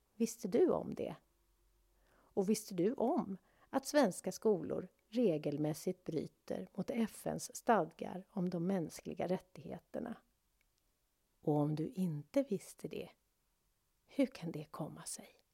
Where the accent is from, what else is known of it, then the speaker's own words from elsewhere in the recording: Sweden; Vi svenskar